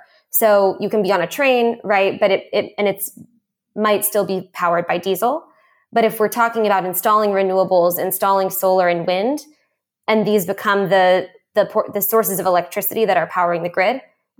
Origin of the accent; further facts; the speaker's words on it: California, United States; being a Californian, it's like a typical California dream.